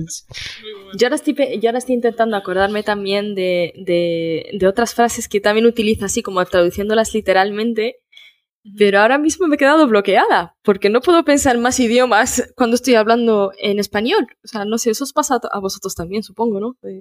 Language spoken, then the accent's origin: Spanish; northern Morocco, Morocco; now in Spain; todos los que somos de Marruecos, sobre todo los del norte, que tenemos este dariziñol